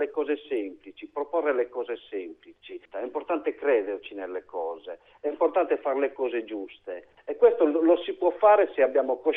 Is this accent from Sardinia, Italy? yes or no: yes; Sardinia, Italy; ho rinunciato al lavoro fuori per tornare a vivere nel mio paese. Ritengo che tanti paesi della Sardegna, come tante altre zone d'Italia